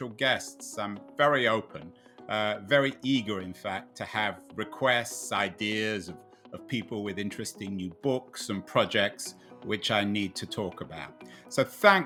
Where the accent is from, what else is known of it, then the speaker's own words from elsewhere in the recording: England, United Kingdom; growing up in England, Murdoch was essential reading